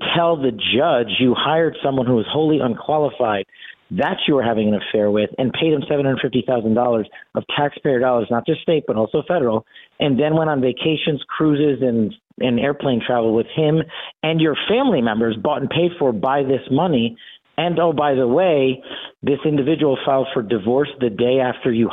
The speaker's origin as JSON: {"language": "English", "town": "Las Vegas", "region": "Nevada", "country": "United States", "tie": "born or raised there", "said": "my hometown in Las Vegas"}